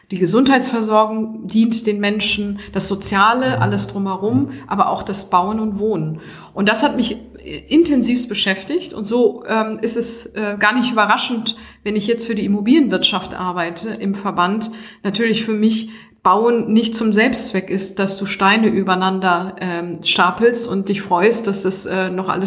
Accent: Hamburg, Germany; jetzt heute wieder in meiner Heimatstadt zu sein

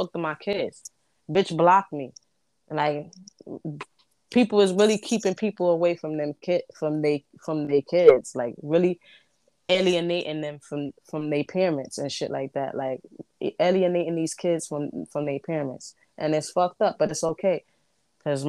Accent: New York, United States; I was raised in Brooklyn

